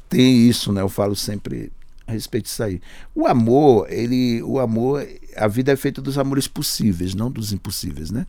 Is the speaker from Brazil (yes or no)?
yes; Sertânia, Pernambuco, Brazil; now in São Paulo, Brazil; Mas aqui era mal abrir a boca, de onde você é? Sertânia. Sabe? Me obrigou a dizer Sertânia. Pernambuco.